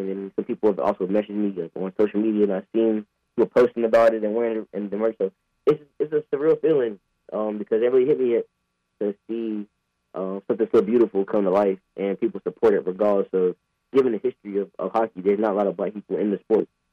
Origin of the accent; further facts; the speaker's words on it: Apex, North Carolina, United States; I'm from Apex, mm-hmm. like, like right down the road uh, a suburb of Raleigh